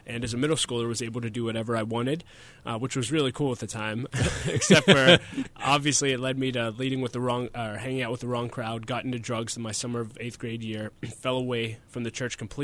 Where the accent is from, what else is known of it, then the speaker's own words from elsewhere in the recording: Wexford, Pennsylvania, United States; I grew up in Wexford, Pennsylvania, and grew up in a very normal family